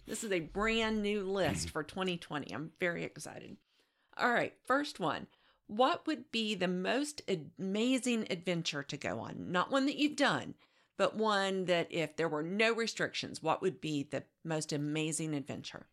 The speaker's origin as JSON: {"language": "English", "town": "Wichita", "region": "Kansas", "country": "United States", "moved": "as an adult", "lives_now": "Virginia, United States", "said": "I am from Wichita, Kansas"}